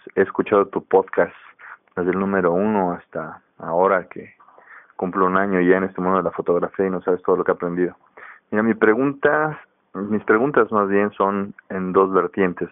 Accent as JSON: {"language": "Spanish", "region": "Mexico City", "country": "Mexico", "said": "soy de la Ciudad de México"}